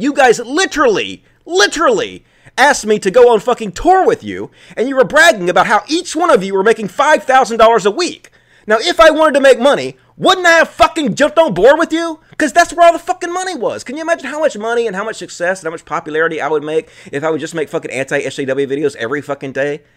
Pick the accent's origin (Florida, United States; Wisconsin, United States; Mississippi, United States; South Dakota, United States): Mississippi, United States; I grew up in Mississippi, I was the fucking leader of my youth group